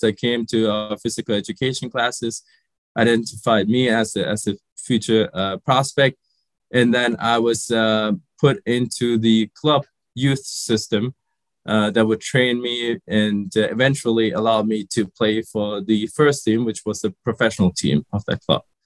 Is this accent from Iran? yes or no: no; Germany; also born or lived in Sri Lanka; I grew up in Germany. I, I was born in Sri Lanka, but we emigrated to Germany when I was five.